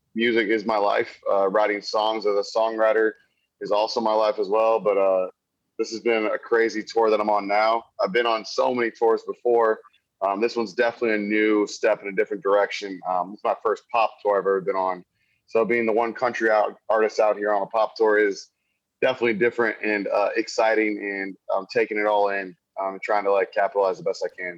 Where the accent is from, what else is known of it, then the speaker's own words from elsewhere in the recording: Wildwood, Missouri, United States; moved away as an adult; also born or lived in Columbia, Missouri; now in Nashville, United States; I'm originally from Wildwood, Missouri. Um, that's where I was born and raised.